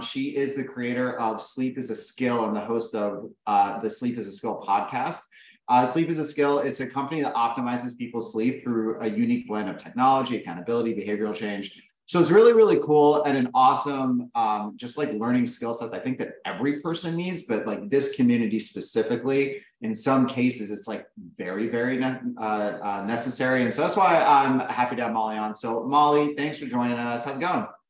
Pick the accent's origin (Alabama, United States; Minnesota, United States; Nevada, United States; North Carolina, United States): Nevada, United States; Las Vegas; I grew up in Vegas.